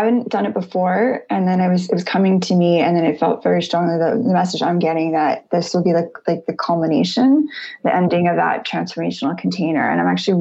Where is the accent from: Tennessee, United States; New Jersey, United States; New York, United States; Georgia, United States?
New York, United States; I'm from New York originally